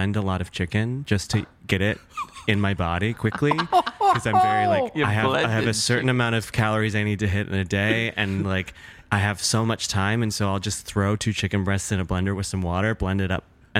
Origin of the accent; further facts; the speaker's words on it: the Midwest of America, United States; growing up in the Midwest of America